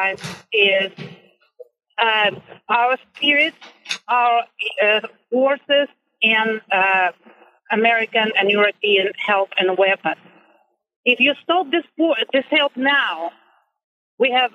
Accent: Kerch, Crimea, Ukraine; moved away as an adult; now in United States; I'm originally from Ukraine. I've been living in the United States for over 20 years. Not only I'm from Ukraine, I'm from Crimea, actually, from Kerch

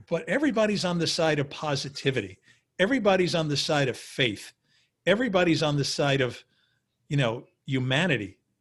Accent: New York City, New York, United States; I was a kid from Queens who literally didn't have a penny in his pocket.

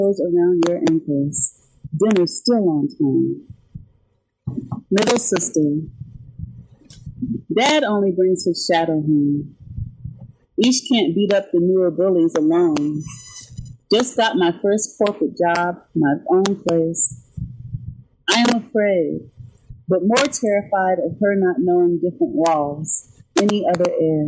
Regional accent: Nashville, Tennessee, United States; moved away as an adult; also born or lived in Kansas City, Missouri; now in New York City, United States; I grew up in Nashville, and I lived in the Midwest for about 5 years in Kansas City, Missouri

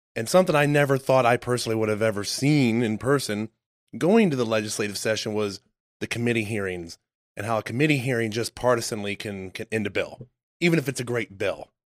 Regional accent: Texas, United States; also born or lived in upstate New York; I grew up in Texas.

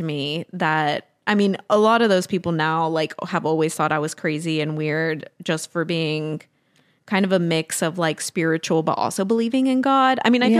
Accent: Tennessee, United States; deconstructing that I had to do what came from my peers growing up in Tennessee.

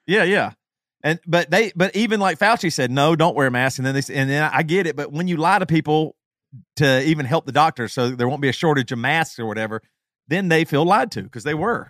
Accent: South Carolina, United States; now in Champaign, United States; growing up in South Carolina

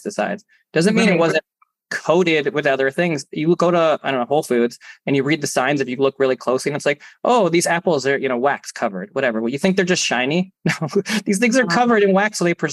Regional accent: Canada; being Canadian

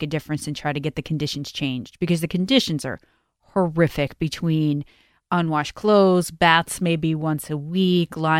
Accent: New York City, New York, United States; I'm a native New Yorker.

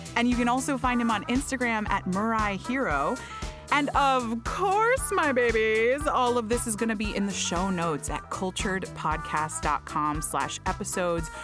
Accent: Florida, United States; I am from Florida

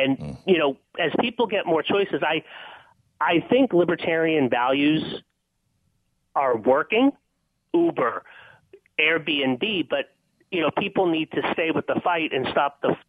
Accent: Lowell, Massachusetts, United States; I grew up in Lowell, Massachusetts, old mill town, right? And my mom worked a manufacturing job until just when I got into college.

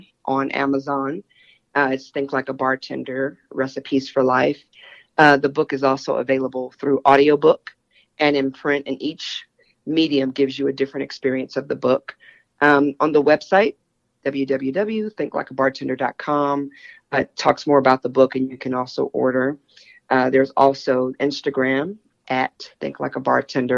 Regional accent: Texas, United States; now in New York City, United States; I'm originally from Texas

